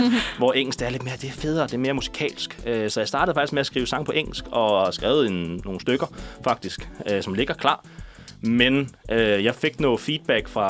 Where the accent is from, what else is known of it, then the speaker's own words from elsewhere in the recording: Næstved, Zealand, Denmark; also born or lived in Ringsted; Jeg er født og opvokset i Ringsted, en lille, en lille skar